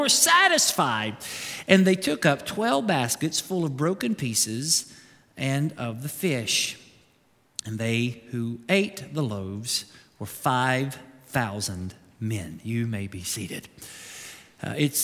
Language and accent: English; Kentucky, United States